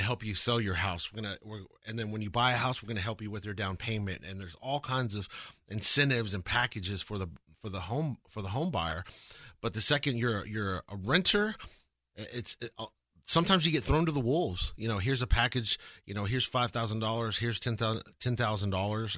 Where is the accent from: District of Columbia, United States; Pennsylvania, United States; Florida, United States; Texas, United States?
Texas, United States; Lubbock; now in Dallas, United States; I'm born and raised in Texas